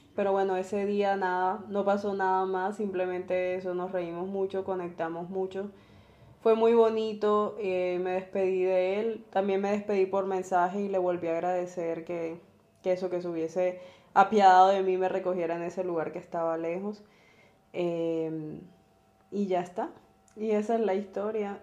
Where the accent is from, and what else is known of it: Barranquilla, Atlántico, Colombia